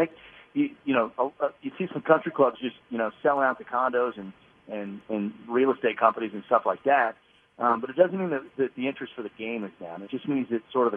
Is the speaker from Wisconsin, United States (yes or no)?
no; Shawnee, Kansas, United States; I grew up in Shawnee.